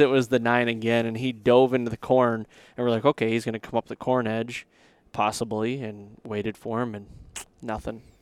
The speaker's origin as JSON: {"language": "English", "region": "Michigan", "country": "United States", "tie": "born or raised there", "said": "growing up in Michigan"}